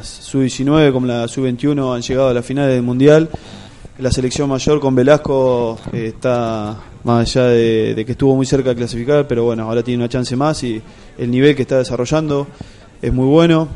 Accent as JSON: {"language": "Spanish", "town": "Lezama", "region": "Buenos Aires Province", "country": "Argentina", "moved": "yes", "lives_now": "La Plata, Argentina", "said": "yo soy de Lezama, un pueblito acá del interior, eh, queda queda 120 kilómetros de acá de La Plata"}